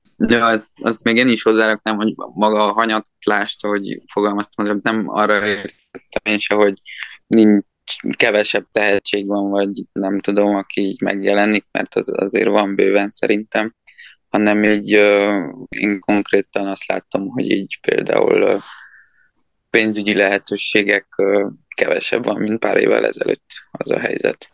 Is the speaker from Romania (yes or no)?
yes; Transylvania, Romania; born or raised there